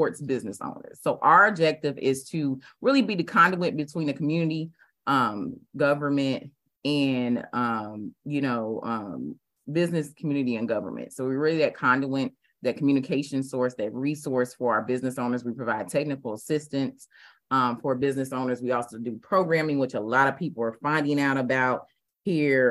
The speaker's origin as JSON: {"language": "English", "town": "Indianapolis", "region": "Indiana", "country": "United States", "moved": "yes", "lives_now": "Augusta, United States", "said": "I'm originally from Indianapolis, Indiana"}